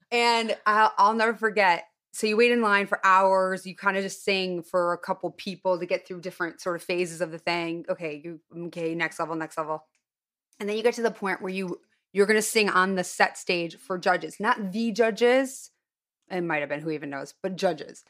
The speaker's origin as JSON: {"language": "English", "town": "Highland Park", "region": "Illinois", "country": "United States", "tie": "born or raised there", "moved": "yes", "said": "I'm from Highland Park, which was the Jewish suburb"}